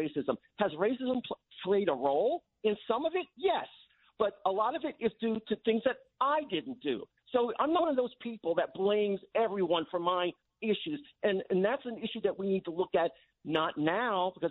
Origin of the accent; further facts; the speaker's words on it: Massapequa, New York, United States; Massapequa, where I grew up